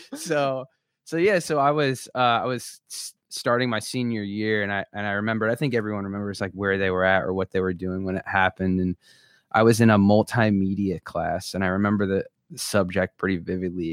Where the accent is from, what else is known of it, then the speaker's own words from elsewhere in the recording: Long Beach Island, New Jersey, United States; moved away; I grew up in New Jersey in a place called Long Beach Island